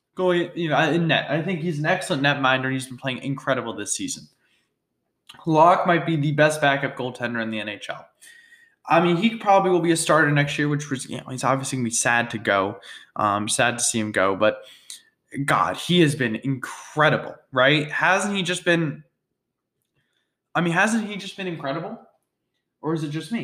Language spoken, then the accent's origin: English; Boston, Massachusetts, United States; my hometown team, my favorite team, the Boston Bruins